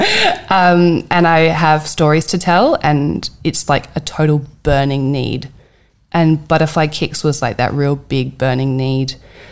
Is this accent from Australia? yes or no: yes; Hallett Cove, South Australia, Australia; I grew up in Hallett Cove